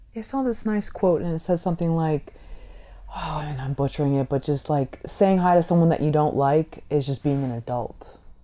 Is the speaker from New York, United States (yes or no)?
no; San Francisco, California, United States; I grew up in San Francisco